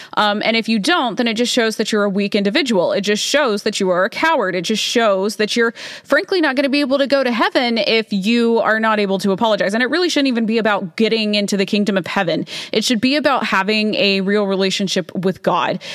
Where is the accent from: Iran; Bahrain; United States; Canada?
United States; Alabama; I grew up in Alabama